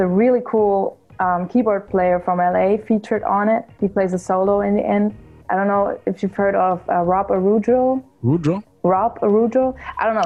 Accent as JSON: {"language": "English", "country": "Germany", "said": "I'm from Germany"}